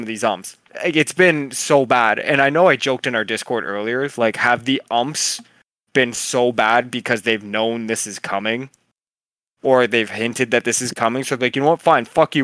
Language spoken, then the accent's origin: English; Canada; I'm Canadian